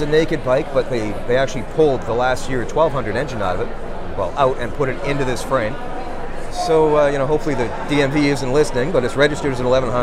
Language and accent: English; Canada; I'm a Canadian builder.